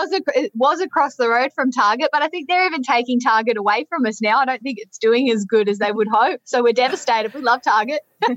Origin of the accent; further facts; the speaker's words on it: Parkes, New South Wales, Australia; moved away as an adult; I was born in Parkes, and I lived there until I finished high school, so I was 17, nearly 18.